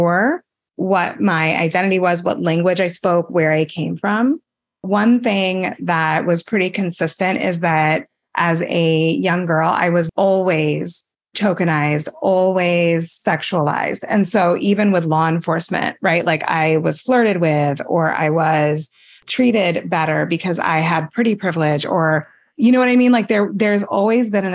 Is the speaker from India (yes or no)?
no; El Paso, Texas, United States; I grew up in El Paso, Texas.